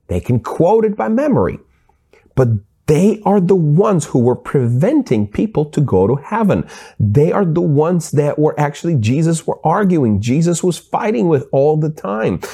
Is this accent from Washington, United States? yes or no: yes; Seattle, Washington, United States; I grew up in Seattle